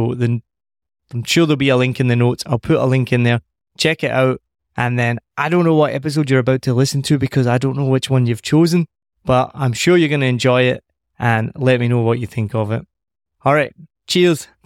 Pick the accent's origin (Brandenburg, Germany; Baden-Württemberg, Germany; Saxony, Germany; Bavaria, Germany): Bavaria, Germany; English is a second language; Bavaria is kind of very different. It's not. They almost feel like they're not part of Germany. Is that right? Absolutely. Like when I say, "Yeah, I'm from Bavaria,"